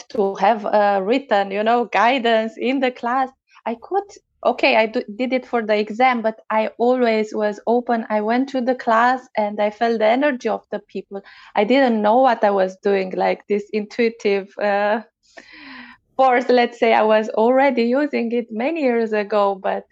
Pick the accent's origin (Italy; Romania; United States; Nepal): Romania; English is a second language; now in Germany; I come from Romania and I live in Germany